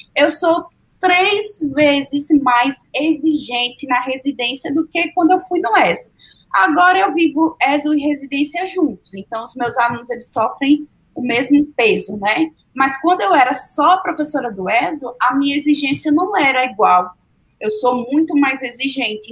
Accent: Sergipe, Brazil; moved away; lá em Sergipe, eu sou sergipana

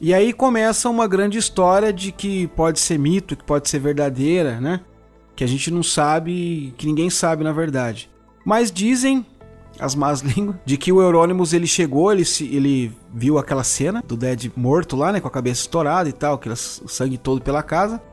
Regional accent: São Paulo, Brazil; na minha adolescência também aqui em São Paulo era a galeria do rock, a gente se encontrava lá

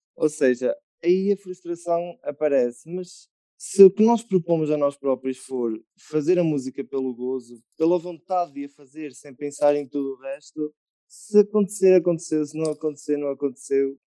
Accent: Murça, Norte, Portugal; also born or lived in Coimbra; também sou de Mursa como o Ricardo, e também toquei trompete na banda, também foi lá que aprendi.

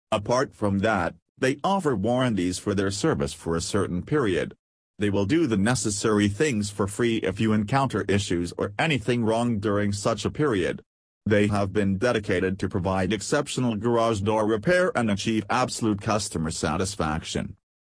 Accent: Rockville, Maryland, United States; from Rockville, Maryland and USA.

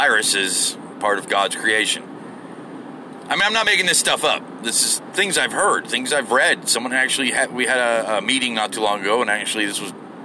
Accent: United States; what I am is an American

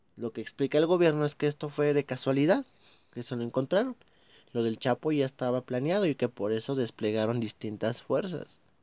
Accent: Mexico; Estoy hablando como mexicano. Estoy hablando como una persona que vive en este país

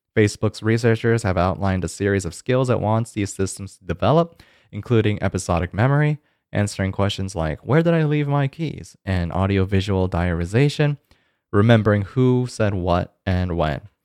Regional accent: Georgia, United States; Georgia, uh, my home state

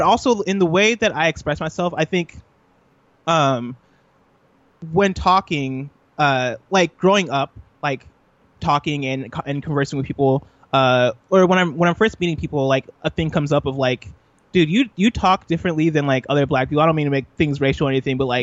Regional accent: Illinois, United States; also born or lived in Nigeria; So I was born in Illinois. I grew up in Illinois.

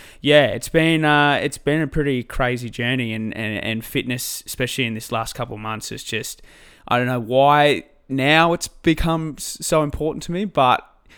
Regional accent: Albury-Wodonga, New South Wales, Australia; Well, yeah, so I grew up in Albury-Wodonga, just on the border of New South Wales and Victoria.

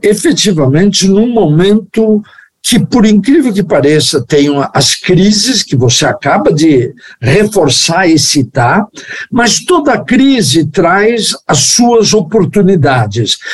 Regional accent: Brazil; sou brasileiro

